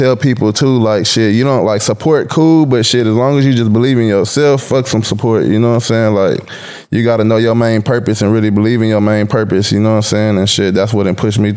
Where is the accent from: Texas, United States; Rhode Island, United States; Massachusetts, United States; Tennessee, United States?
Texas, United States; Waco; I'm originally from Waco, Texas, like an hour and a half outside of Dallas-Fort Worth area